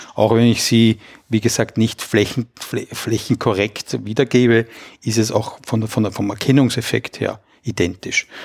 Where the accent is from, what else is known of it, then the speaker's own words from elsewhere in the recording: Austria; als Österreicher